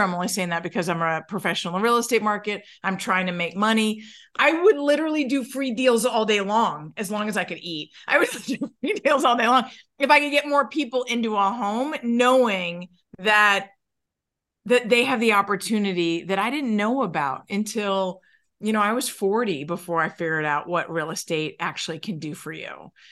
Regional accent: New York, United States; I'm from New York

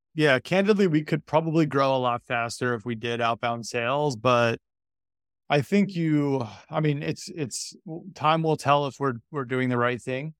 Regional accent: New York, United States; I'm from New York

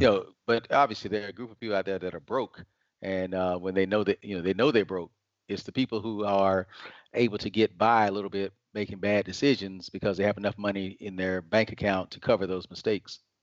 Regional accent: Atlanta, Georgia, United States; I was raised in Atlanta, Georgia, and have been here most of my life

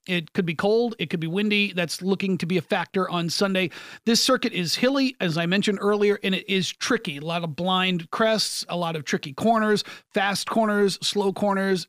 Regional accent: United States; I'm an American broadcaster trying to raise interest in Formula One in the United States.

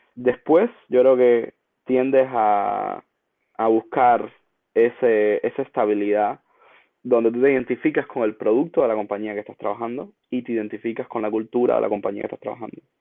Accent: Cuba; moved away as an adult; now in United States; en mi caso como cubano, eh, mientras vivía en Cuba

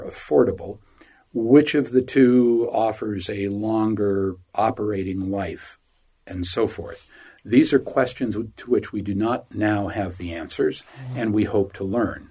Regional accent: United States; moved away as an adult; now in Uganda; We tell our friends back in the U.S. we are blessed to live here

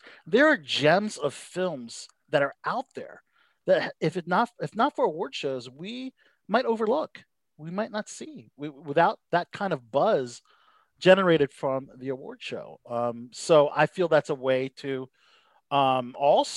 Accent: Philippines; I'm Filipino

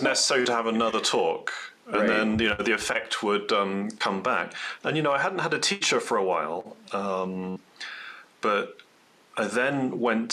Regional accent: North East England, United Kingdom; moved away as an adult; also born or lived in London; now in Colorado, United States; I'm from Northeast England originally

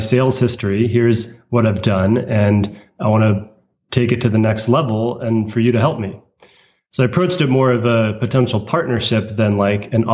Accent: United States; a American who speaks Chinese

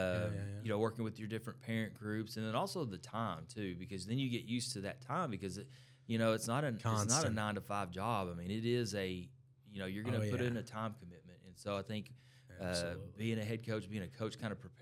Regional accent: Ennis, Texas, United States; I'm from Ennis

